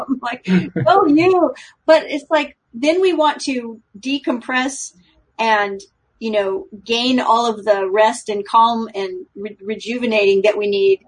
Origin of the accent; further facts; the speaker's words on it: West Coast, United States; I grew up on the West Coast